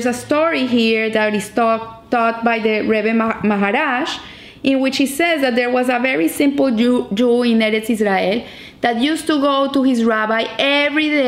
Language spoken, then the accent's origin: English; Colombia; where are you from? I say, from Colombia